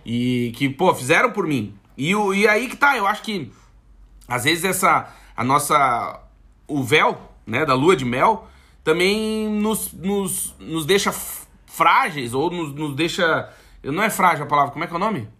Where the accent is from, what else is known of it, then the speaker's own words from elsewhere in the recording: South Region, Brazil; now in Portugal; a gente é do Sul